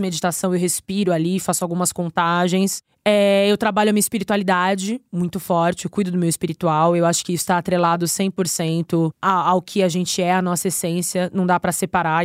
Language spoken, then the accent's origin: Portuguese; São Paulo, Brazil; Eu sou paulistana